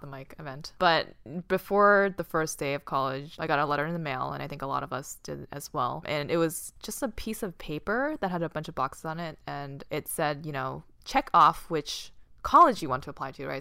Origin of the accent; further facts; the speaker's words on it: Boston, Massachusetts, United States; moved away as an adult; I grew up in Boston.